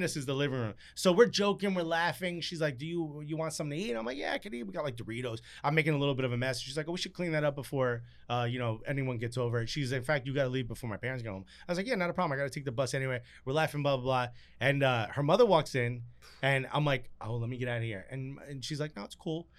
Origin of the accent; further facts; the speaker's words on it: Newark, New Jersey, United States; first language Spanish; English is a second language; also born or lived in Nutley, New Jersey; I grew up in Newark where it's like a lot of Jamaicans.